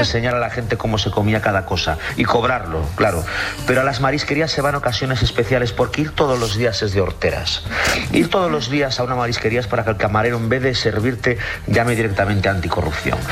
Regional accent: Galicia, Spain; yo soy gallego

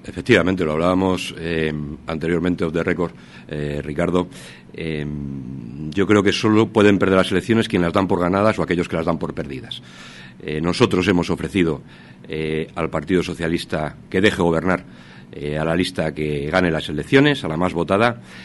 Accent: Salamanca, Castile and León, Spain; Hablo como salmantino

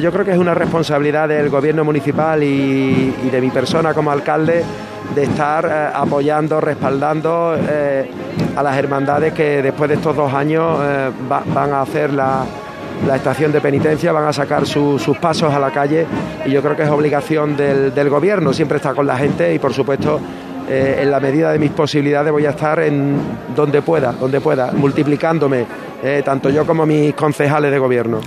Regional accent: Seville, Andalusia, Spain; soy vecino, soy sevillano

